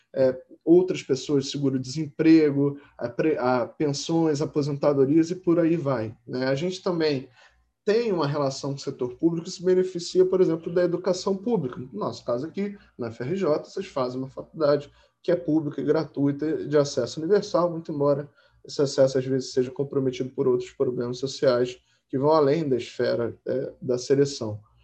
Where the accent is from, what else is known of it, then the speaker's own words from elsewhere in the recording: Rio de Janeiro, Brazil; Eu, por exemplo, nasci no Hospital Marcílio Dias, que é um hospital público ali no Lins, aqui no Rio de Janeiro